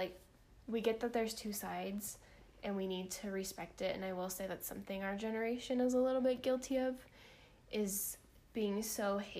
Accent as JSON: {"language": "English", "region": "Missouri", "country": "United States", "said": "We're from Missouri"}